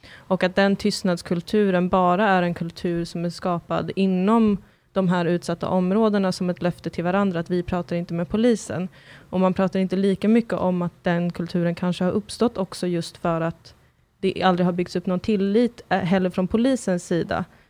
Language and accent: Swedish; Sweden; also born or lived in Kurdistan; som svensk